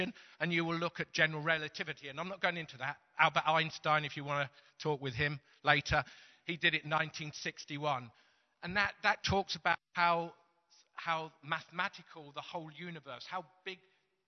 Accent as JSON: {"language": "English", "area": "Teesside", "region": "North East England", "country": "United Kingdom", "said": "we're from Teesside"}